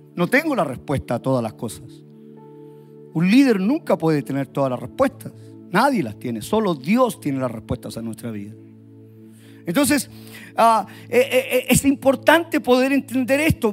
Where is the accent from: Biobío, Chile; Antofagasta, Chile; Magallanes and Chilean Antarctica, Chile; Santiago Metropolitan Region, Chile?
Santiago Metropolitan Region, Chile; Puente Alto; soy chileno, puente altino